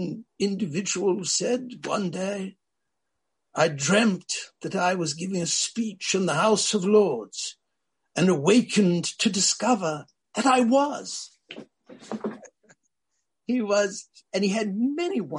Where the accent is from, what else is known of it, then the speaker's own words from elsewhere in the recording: United States; we Americans